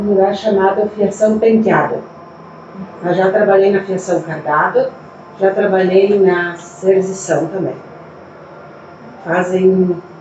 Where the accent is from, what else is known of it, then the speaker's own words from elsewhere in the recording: São João da Catalégua, Rio Grande do Sul, Brazil; moved away as an adult; now in Galópolis, Brazil; eu moro há 29 anos em Valópolis. Nasci e me criei em São João da Catalégua.